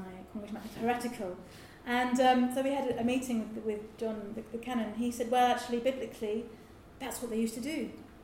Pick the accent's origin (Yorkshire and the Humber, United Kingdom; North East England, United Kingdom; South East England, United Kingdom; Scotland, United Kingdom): South East England, United Kingdom; Lewes; Lewis, my hometown